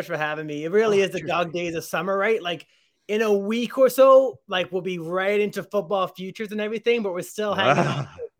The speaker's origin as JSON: {"language": "English", "town": "Truro", "region": "Nova Scotia", "country": "Canada", "tie": "born or raised there", "said": "I grew up just outside of Halifax, just outside of this town called Truro, Nova Scotia."}